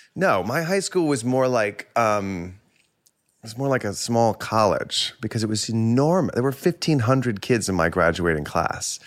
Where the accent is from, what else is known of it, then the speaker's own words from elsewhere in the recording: Plano, Texas, United States; also born or lived in Houston, Texas; I grew up mostly in Plano, Texas. I was born outside Houston, and then I moved when I was, like, six or seven to Plano